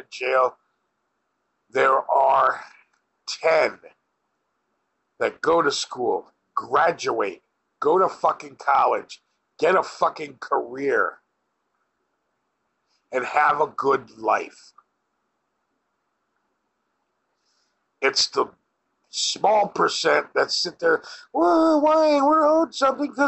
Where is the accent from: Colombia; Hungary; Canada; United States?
United States; Wilbraham, Massachusetts; also born or lived in Springfield, Massachusetts; I grew up in Wilbraham, yes, but my first few years of life were spent at Robert Dyer Circle in Springfield.